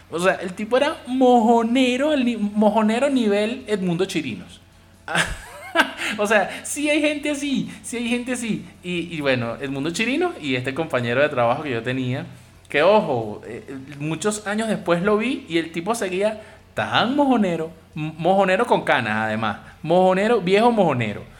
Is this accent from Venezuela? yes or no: yes; Venezuela; mi país